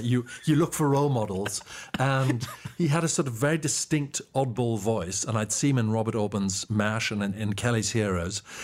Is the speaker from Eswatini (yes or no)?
yes; Mbabane, Hhohho, Eswatini; moved away as an adult; also born or lived in Cape Town, South Africa; I was born and raised in Mbaban, Swaziland, which has now changed its name to Eswatini